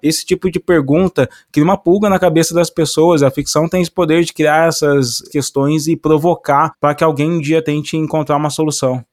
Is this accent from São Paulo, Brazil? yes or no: yes; Cruzeiro, São Paulo, Brazil; eu nasci na divisa com Minas